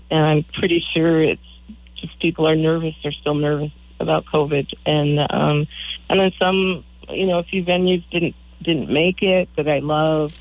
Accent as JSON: {"language": "English", "region": "Michigan", "country": "United States", "also_born_or_lived": "Beaver Island, Michigan / Madison, Wisconsin", "moved": "as an adult", "lives_now": "East Coast, United States", "said": "We're both originally from Michigan"}